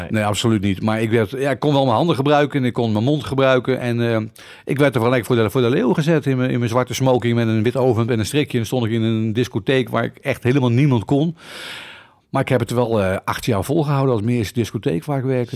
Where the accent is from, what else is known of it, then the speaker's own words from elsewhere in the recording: Utrecht, Netherlands; ik ben een geboren Utrechter.